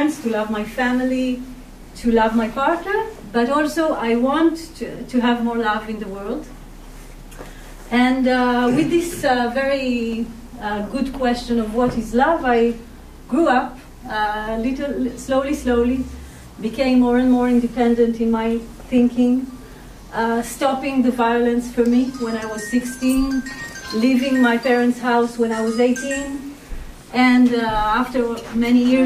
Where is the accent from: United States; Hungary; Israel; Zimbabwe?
Israel; I was born and raised in Israel